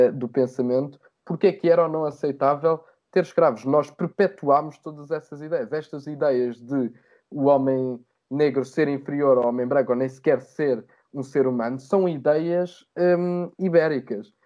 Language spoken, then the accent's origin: Portuguese; Portugal; nós, enquanto portugueses